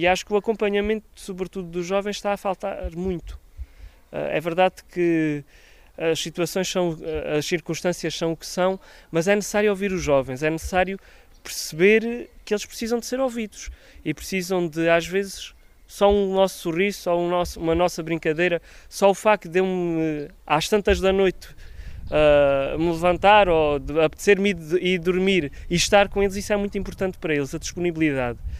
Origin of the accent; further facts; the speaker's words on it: Alentejo, Portugal; eu também sou do Alentejo